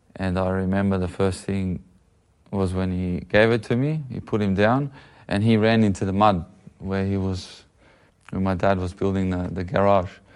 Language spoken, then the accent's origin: English; Sydney, New South Wales, Australia; we're living probably out west from Sydney. A good maybe half an hour to an hour away, um, from the centre of the city